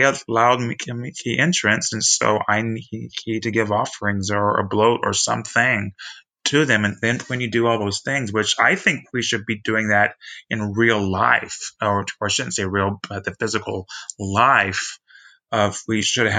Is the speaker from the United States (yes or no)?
yes; Texas, United States; I'm from Texas